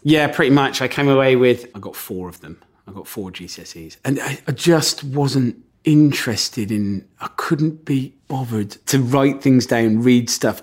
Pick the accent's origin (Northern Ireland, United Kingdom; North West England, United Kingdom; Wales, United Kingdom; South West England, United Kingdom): South West England, United Kingdom; Gloucester; I come from Gloucester, so everyone in Gloucester is, like, really good at rugby